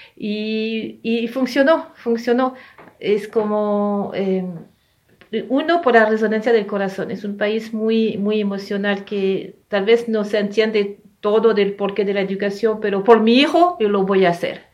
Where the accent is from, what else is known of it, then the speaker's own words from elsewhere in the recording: France; moved away; also born or lived in Ecuador; yo nací en Francia, ¿no? En Europa